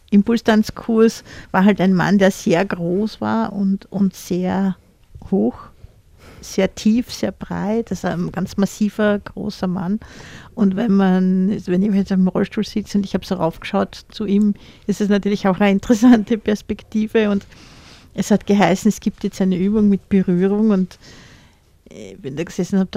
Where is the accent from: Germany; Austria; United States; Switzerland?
Austria; also born or lived in Vienna; Ich, ich bin auch in Wien geboren, im 10.